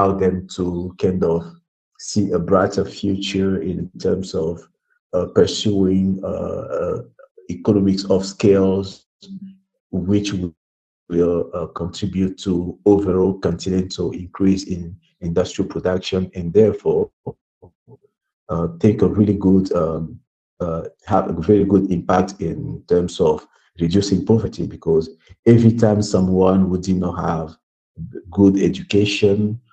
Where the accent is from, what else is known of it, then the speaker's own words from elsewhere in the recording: Brazzaville, Republic of the Congo; I was born in Brazzaville and living in poverty, growing up in poverty